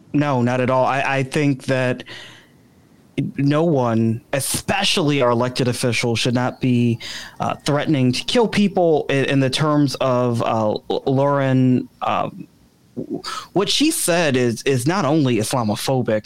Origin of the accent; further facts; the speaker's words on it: Chicago, Illinois, United States; now in DuPage County, United States; I'm not a lifelong DuPage resident. I'm originally from the South Side of Chicago